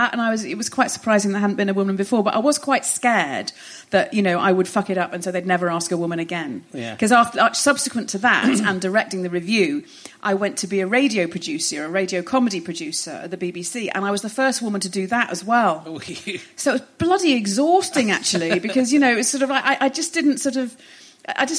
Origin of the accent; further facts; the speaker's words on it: Hoylake, North West England, United Kingdom; I grew up in Hoylake, yes, in the northwest, on the Wirral.